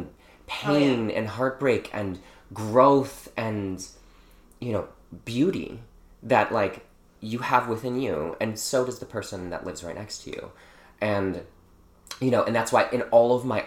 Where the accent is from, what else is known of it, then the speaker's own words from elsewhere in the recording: Milwaukee, Wisconsin, United States; moved away; also born or lived in Chicago; I grew up in Milwaukee, I did spend a bunch of time in Chicago as well